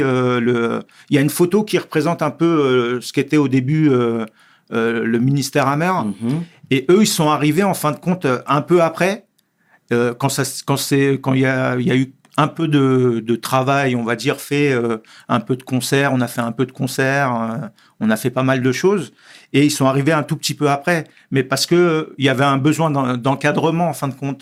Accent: Sarcelles, Île-de-France, France; je suis né à Sarcelles. Euh, le quartier, euh, le quartier où je suis né aussi a été très important

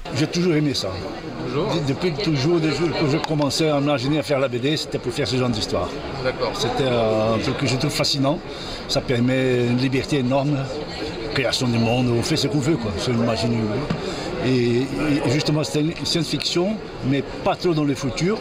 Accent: Brazil; je suis brésilien

